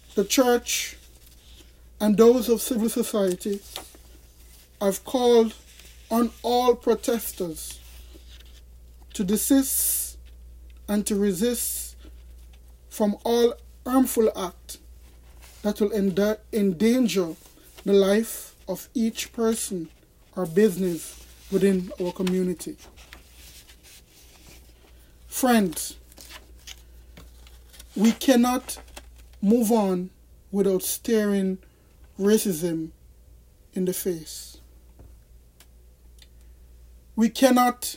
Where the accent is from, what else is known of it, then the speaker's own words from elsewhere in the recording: Jamaica; now in United States; I am a Jamaican citizen. I was born in Jamaica, and I continue today, at this moment in 2020, to remain a Jamaican citizen